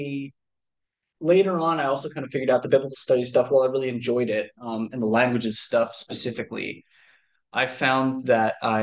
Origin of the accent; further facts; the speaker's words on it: Michigan, United States; also born or lived in Ohio; we very quickly moved to Michigan